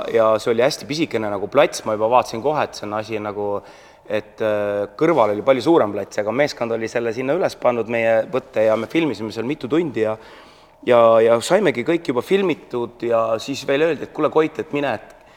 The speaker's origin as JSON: {"language": "Estonian", "country": "Estonia", "said": "mina olen ainuke eestlane"}